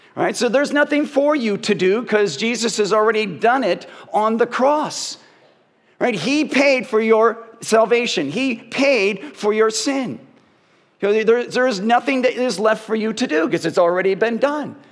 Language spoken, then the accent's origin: English; Parma, Ohio, United States; I grew up in Parma.